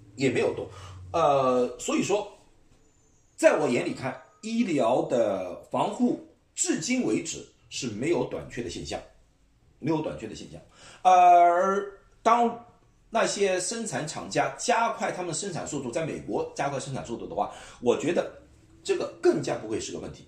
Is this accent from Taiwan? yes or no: no; China; now in United States; 我们中国人